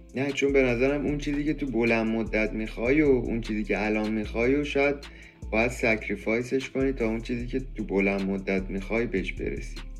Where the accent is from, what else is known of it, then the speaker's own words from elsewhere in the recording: Iran; به عنوان یه ایرانی